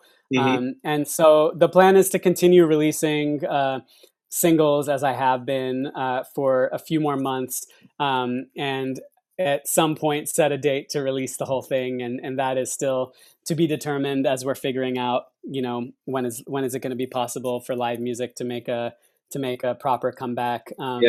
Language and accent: English; United States; as a Sikh, right? So growing up in this country with those identities